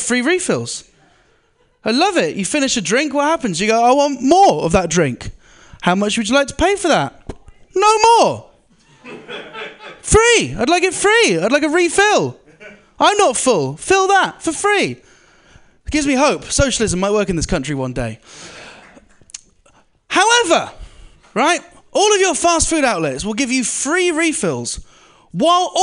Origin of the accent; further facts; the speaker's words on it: United Kingdom; I'm one of the good British guys